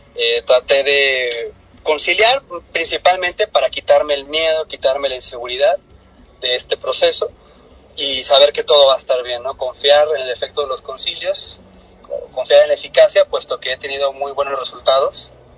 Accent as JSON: {"language": "Spanish", "country": "Mexico", "also_born_or_lived": "Cancún, Quintana Roo", "said": "soy mexicano, vivo en la ciudad de Cancún, Quintana Roo, en México"}